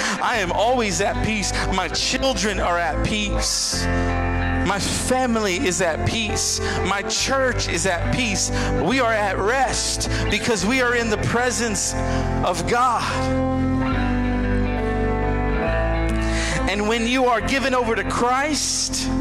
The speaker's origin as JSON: {"language": "English", "town": "San Antonio", "region": "Texas", "country": "United States", "said": "I'm from San Antonio"}